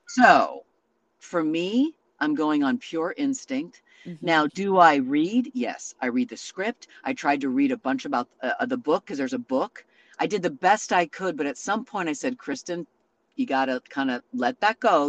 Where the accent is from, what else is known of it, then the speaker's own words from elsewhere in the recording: Santa Rosa, California, United States; moved away as an adult; I grew up in a small town up there. Now it's quite large, Santa Rosa